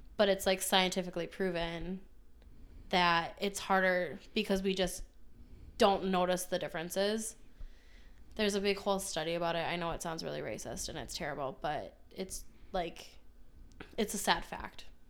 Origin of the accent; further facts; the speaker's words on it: Minnesota, United States; we're from Minnesota